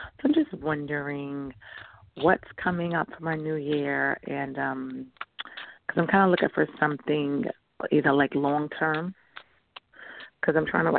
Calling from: New York, United States; I'm from New York. Thanks for taking my call.

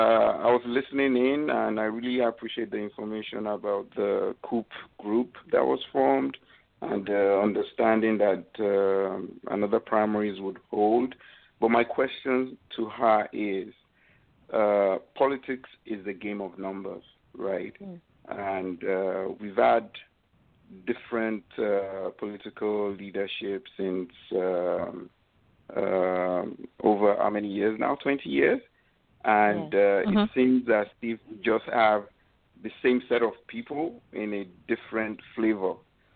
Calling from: Canada; I'm calling from Canada, to be precise.

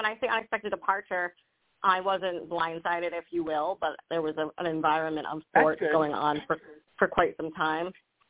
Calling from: Rhode Island, United States; I'm calling from Rhode Island.

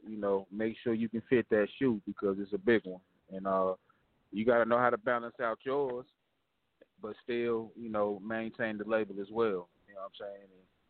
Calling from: Greensboro, North Carolina, United States; I'm calling from Greensboro, North Carolina.

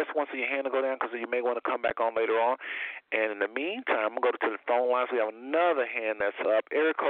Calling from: Cincinnati, Ohio, United States; calling from Cincinnati, Ohio with the slow finger.

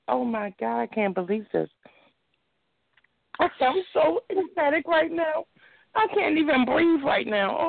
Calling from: Baltimore, Maryland, United States; I'm calling from Baltimore.

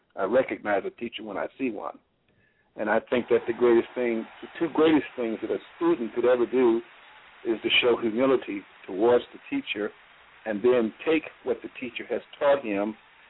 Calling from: Reynoldsburg, Ohio, United States; And I'm calling from Reynoldsburg, Ohio.

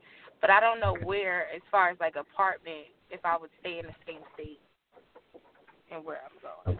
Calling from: New Jersey, United States; Hi, this is … calling from Jersey.

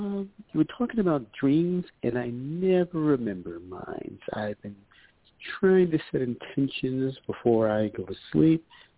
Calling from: New York, United States; calling from New York.

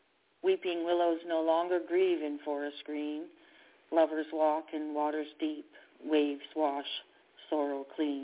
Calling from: Canada; I'm calling from Canada.

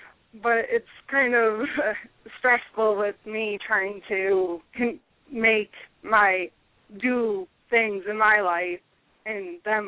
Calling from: Pennsylvania, United States

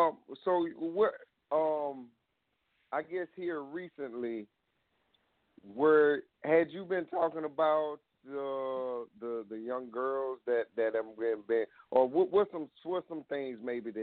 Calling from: South Carolina, United States; I'm calling from South Carolina.

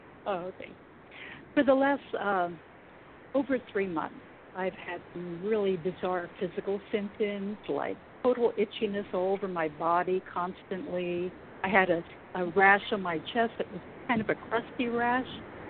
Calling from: California, United States

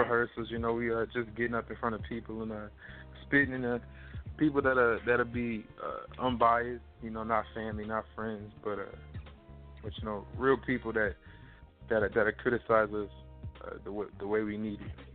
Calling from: Jackson, Mississippi, United States; I'm currently calling from Jackson, Mississippi

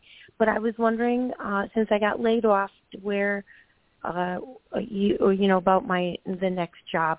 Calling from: Georgia, United States; This is …. I'm calling from Georgia.

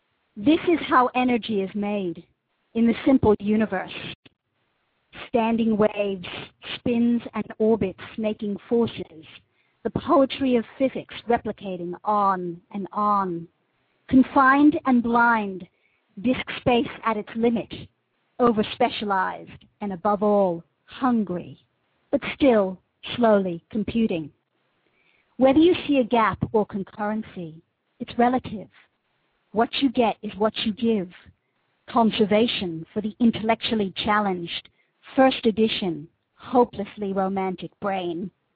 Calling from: New South Wales, Australia; In New South Wales, about halfway between Sydney and Newcastle.

